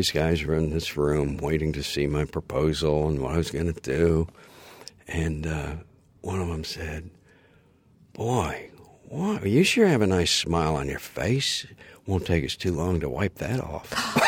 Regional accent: Kansas, United States; also born or lived in Illinois / Michigan; I grew up in Kansas, which is great.

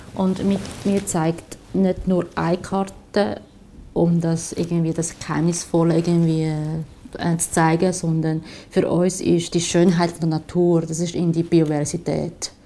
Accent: Shanghai, China; also born or lived in Zurich; now in Switzerland; ich komme ursprünglich aus China, Shanghai und seit äh, 18 Jahren lebe ich da in der Schweiz

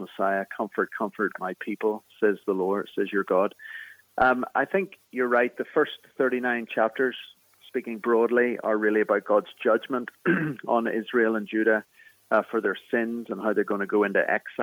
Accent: Belfast, Northern Ireland, United Kingdom; accent: Irish; moved away as an adult; now in Philadelphia, United States; I'm from Belfast in the north of Ireland, in Northern Ireland.

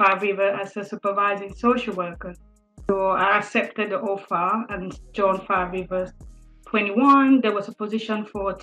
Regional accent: Cameroon; first language French; English is a second language; moved away as an adult; now in United Kingdom; I'm originally from Cameroon in Africa. And my first language is French.

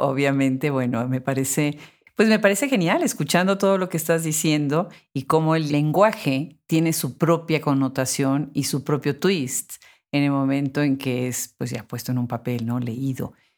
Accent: Puebla, Mexico; also born or lived in Austin, Texas; Puebla, la ciudad de donde soy

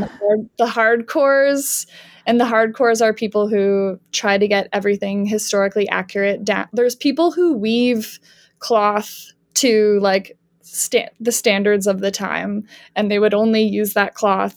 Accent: Canada; moved away as an adult; also born or lived in Georgia, United States / Alabama, United States; now in United States; I'm from Canada

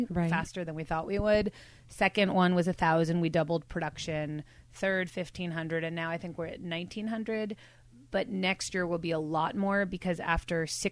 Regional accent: New York City, New York, United States; now in Bay Area, United States; I grew up in New York City

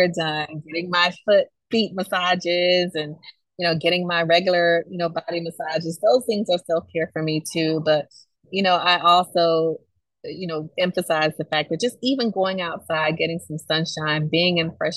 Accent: Camilla, Georgia, United States; I grew up in Camilla, Georgia.

